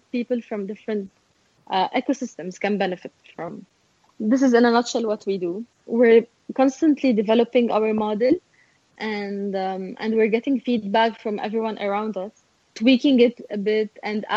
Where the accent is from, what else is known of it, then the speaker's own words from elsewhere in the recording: Beirut, Beirut Governorate, Lebanon; I'm from Beirut